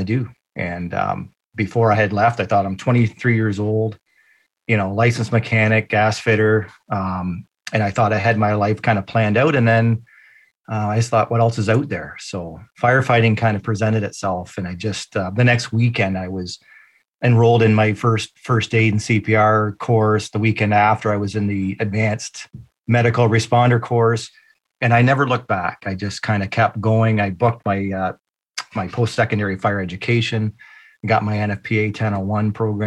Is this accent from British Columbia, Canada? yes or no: no; London, Ontario, Canada; I come from London, Ontario, Canada. So I am born and raised